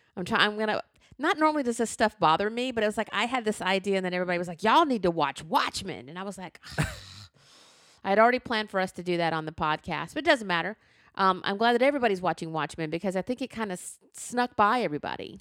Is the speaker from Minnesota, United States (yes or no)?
no; Alabama, United States; I grew up in the Jim Crow South, where in the seventh grade I went in to social studies class